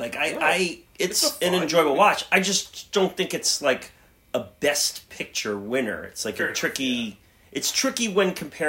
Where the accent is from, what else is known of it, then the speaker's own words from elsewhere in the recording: New York, United States; Maybe we're from New York